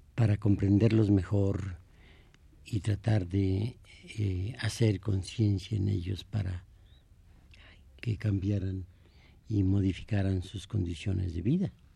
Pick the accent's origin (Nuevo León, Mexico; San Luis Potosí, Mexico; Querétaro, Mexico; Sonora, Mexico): Querétaro, Mexico; San Juan del Río; also born or lived in Amealco, Querétaro; casi yo viví más tiempo en esta, en esta ciudad que en mi pueblo natal